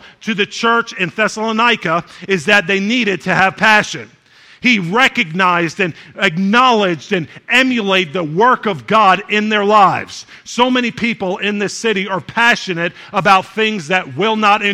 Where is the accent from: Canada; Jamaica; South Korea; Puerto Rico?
Jamaica; we're Jamaican